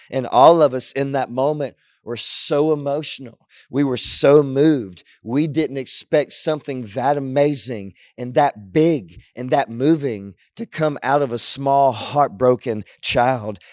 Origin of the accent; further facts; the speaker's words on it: Southwest Louisiana, United States; I was growing up in Southwest Louisiana